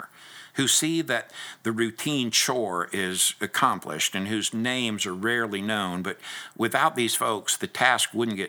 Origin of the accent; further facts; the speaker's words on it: United States; we as American believers